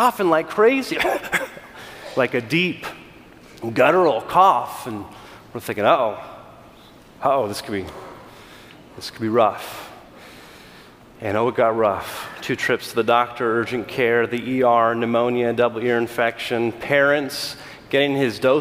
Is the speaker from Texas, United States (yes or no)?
no; California, United States; I'm from California